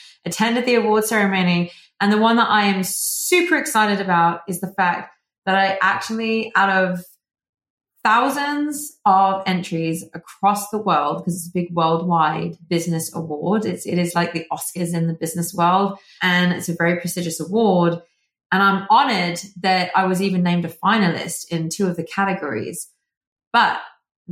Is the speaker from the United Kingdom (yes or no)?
yes; England, United Kingdom; accent: British; now in Arizona, United States; as you can tell from the accent, I am originally from England, the UK, but now I reside in Arizona